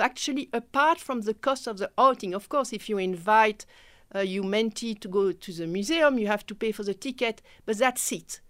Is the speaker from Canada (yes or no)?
no; Belgium; first language French; English is a second language; moved away as an adult; now in South Africa; I'm from Belgium